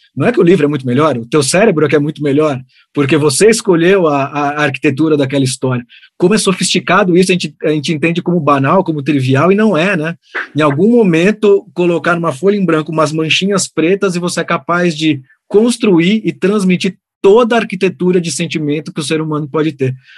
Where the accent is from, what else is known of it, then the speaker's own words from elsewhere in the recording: Santos, São Paulo, Brazil; Eu nasci em Santos, né, na cidade de Santos